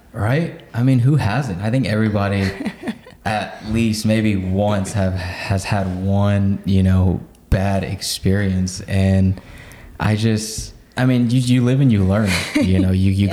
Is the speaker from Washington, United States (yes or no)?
no; Oklahoma City, Oklahoma, United States; I was born and raised in Oklahoma City